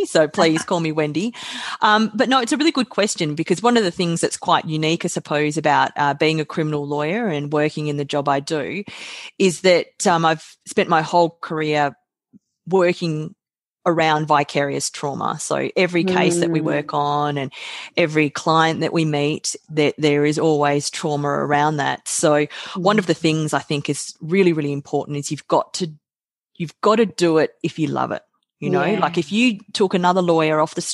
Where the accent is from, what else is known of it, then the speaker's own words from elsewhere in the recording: Australia; also born or lived in South Korea; I was adopted from South Korea when I was 8 months of age. So I came to Australia. I have two beautiful parents and a sister who's 10 months younger than myself. She's my parents' natural biological daughter, and we grew up